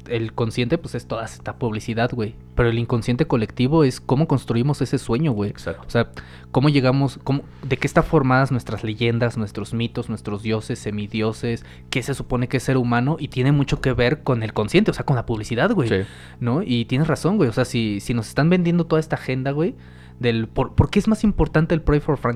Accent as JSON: {"language": "Spanish", "country": "Mexico", "said": "como mexicanos"}